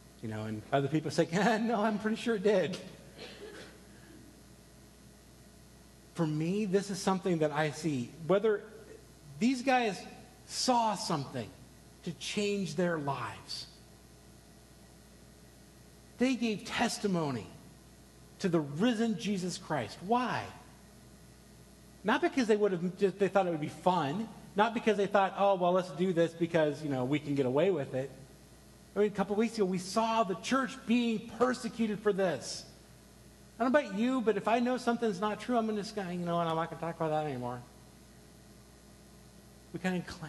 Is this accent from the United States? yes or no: yes; United States; you'd probably guess that I'm an American